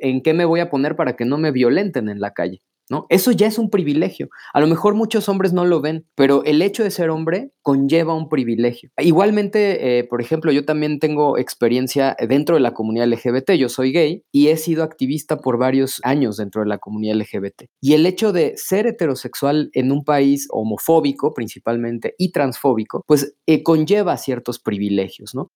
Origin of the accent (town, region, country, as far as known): Mexico